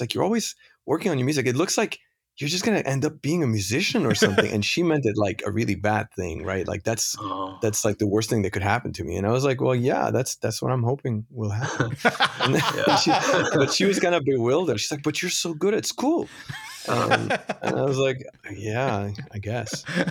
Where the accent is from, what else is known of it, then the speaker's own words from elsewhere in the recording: Lebanon; also born or lived in France; I was born in Lebanon, and I grew up in Lebanon and France for most of my first part of my life.